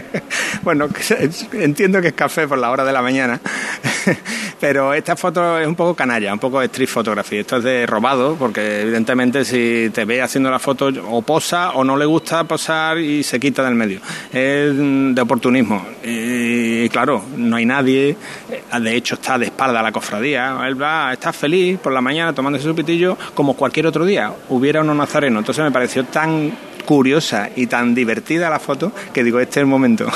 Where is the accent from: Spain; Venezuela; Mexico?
Spain; Alcalá de Guadaíra, Andalusia; now in Seville, Spain; mi hermano y yo nos criamos en Alcalá de Guadaira